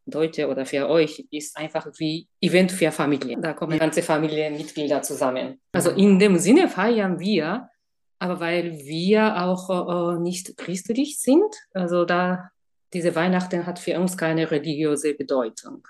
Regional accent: Japan; German is a second language; now in Germany; Ich komme aus Japan.

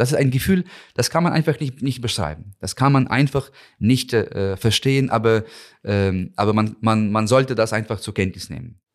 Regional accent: Ukraine; moved away as an adult; now in Berlin, Germany; für mich als Ukrainer, aber auch als Botschafter

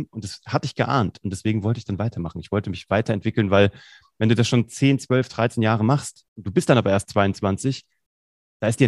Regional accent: Vellmar, Hesse, Germany; in so einem Jugendprojekt in Kassel, wo ich herkomme, eigentlich in Fellmer, in der Stadt Fellmer.

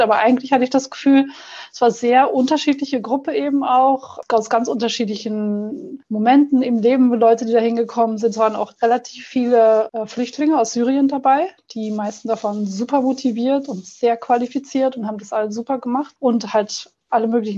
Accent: Germany; moved away as an adult; also born or lived in Netherlands / England; now in Austria; ich bin in Deutschland zur Schule gegangen

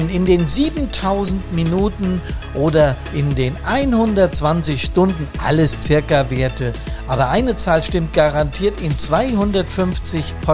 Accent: Bad Soden, Hesse, Germany; ich habe aus dem Fenster geschaut wie immer und sehe Teile meiner Heimatstadt Bad Soden und viel Grün.

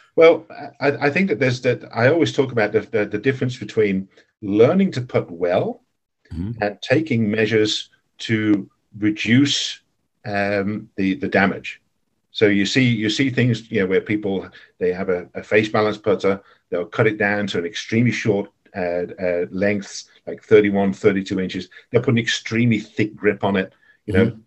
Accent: Birmingham, West Midlands, United Kingdom; moved away as an adult; now in Netherlands; I came come from Birmingham in England. I grew up five minutes from the Belfry

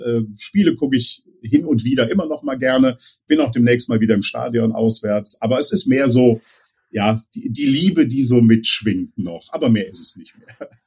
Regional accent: Leverkusen, North Rhine-Westphalia, Germany; meine Heimat in Leverkusen

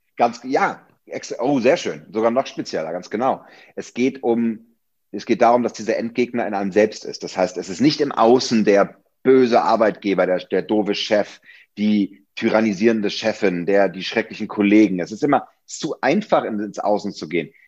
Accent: Hamburg, Germany; moved away as an adult; now in Berlin, Germany; Ich bin ja auch äh, äh waschechter Hamburger

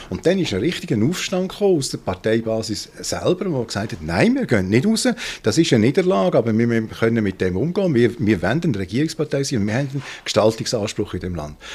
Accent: Basel, Basel-Stadt, Switzerland; Schweiz, das kann mir ja nicht passieren als Basler und Europäer.

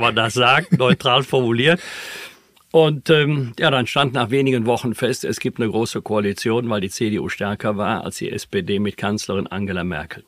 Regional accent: Bergisch Gladbach, North Rhine-Westphalia, Germany; in meiner Heimatstadt Bergisch Gladbach

